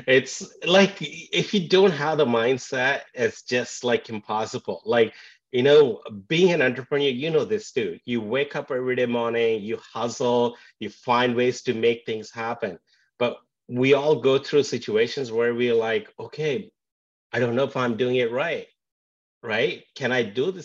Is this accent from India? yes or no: yes; India; moved away as an adult; also born or lived in England; now in Vancouver, Canada; Born and raised in India and moved to England for my post-graduation, but now in Vancouver, Canada